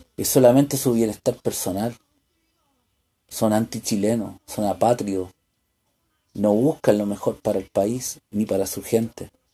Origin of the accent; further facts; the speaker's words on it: Chile; los chilenos